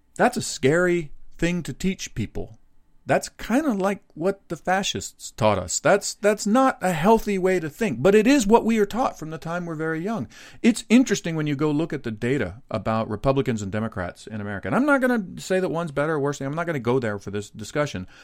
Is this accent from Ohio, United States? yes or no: no; Dallas, Texas, United States; moved away; born and raised right outside of Dallas, Texas